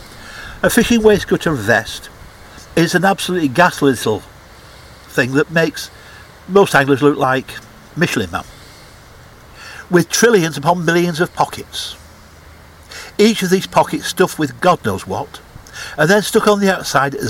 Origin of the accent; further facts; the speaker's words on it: England, United Kingdom; I'm an Englishman and proud to be English